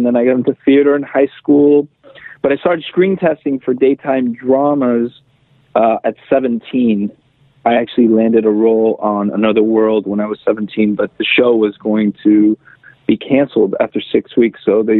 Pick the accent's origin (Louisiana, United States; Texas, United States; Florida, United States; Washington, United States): Florida, United States; Miami; I'm originally from Miami, Florida. I'm the son of Cuban exiles who came over when they were quite young as well in 1960, 61.